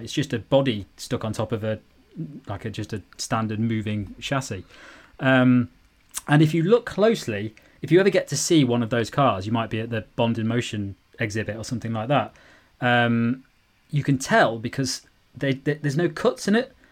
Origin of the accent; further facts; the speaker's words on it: United Kingdom; as a young man growing up in Britain